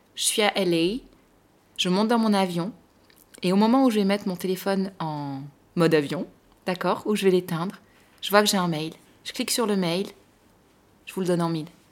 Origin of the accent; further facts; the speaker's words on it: France; nous Français